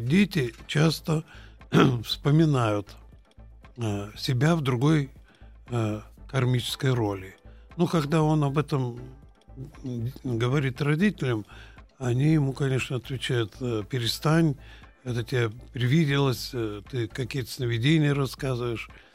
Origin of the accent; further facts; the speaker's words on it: Ulan-Ude, Buryatia, Russia; Я родился в Улан-Удэ